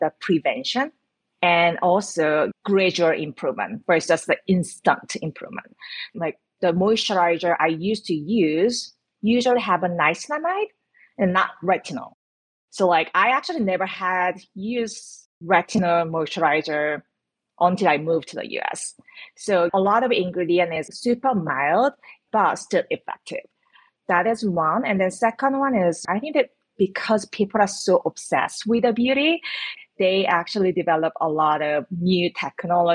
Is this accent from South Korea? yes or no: yes; South Korea; moved away; I grew up in South Korea